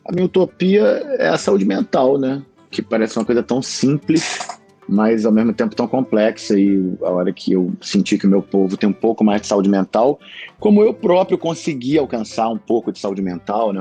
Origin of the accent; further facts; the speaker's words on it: Rio de Janeiro, Brazil; sou médico, ator, carioca, aqui no Rio de Janeiro